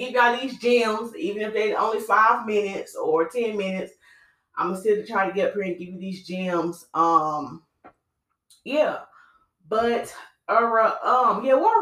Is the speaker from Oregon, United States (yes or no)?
no; Winston-Salem, North Carolina, United States; moved away; I went to my hometown. I'm originally from Winston-Salem. I went to my hometown this weekend to visit my family